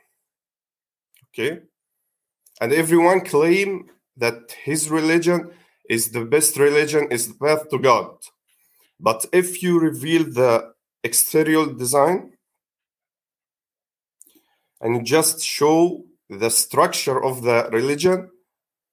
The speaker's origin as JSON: {"language": "English", "country": "Egypt", "second_language": "English", "said": "I'm from Egypt"}